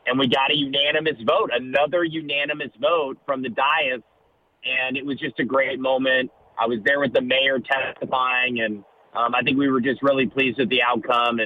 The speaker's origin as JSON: {"language": "English", "region": "Ohio", "country": "United States", "tie": "born or raised there", "moved": "yes", "said": "I grew up in Ohio"}